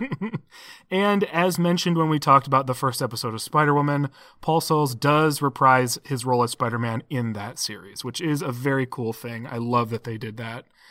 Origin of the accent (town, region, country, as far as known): United States